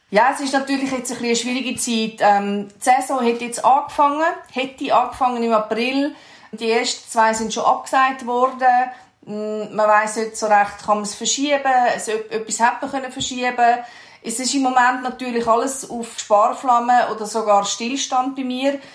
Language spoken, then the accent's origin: German; Switzerland; wir uns als Schweizer